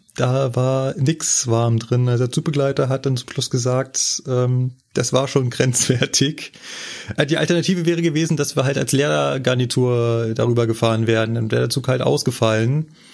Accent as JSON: {"language": "German", "country": "Germany", "said": "bei uns in Deutschland"}